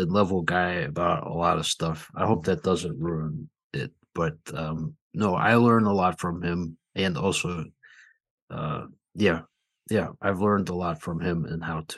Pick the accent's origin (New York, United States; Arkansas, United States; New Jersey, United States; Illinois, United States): New York, United States; Buffalo; I grew up in Buffalo. I never lived anywhere but New York State in my whole